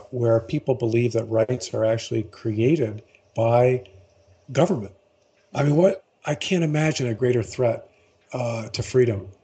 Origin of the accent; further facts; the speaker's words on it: Baltimore, Maryland, United States; I was born and raised in Baltimore, an Episcopalian.